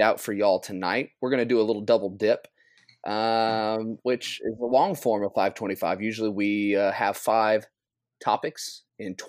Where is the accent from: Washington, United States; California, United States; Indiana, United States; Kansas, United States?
Kansas, United States; Lewisburg; That's my Lewisburg showing up. Yeah. My Lewisburg, Kansas